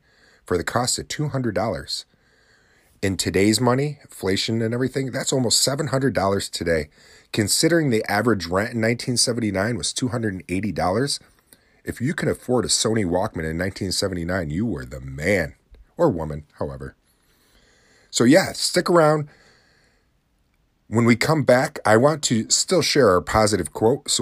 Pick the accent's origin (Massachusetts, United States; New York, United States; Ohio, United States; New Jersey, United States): New York, United States; New Haven; now in Oswego, United States; In New Haven, New York, my hometown that I grew up in, I'm living in the city of Oswego, but my hometown's New Haven, New York, tiny little town